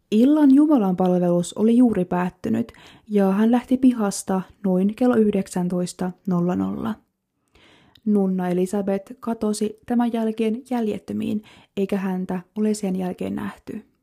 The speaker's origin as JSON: {"language": "Finnish", "town": "Kemi", "region": "Lapland", "country": "Finland", "tie": "born or raised there"}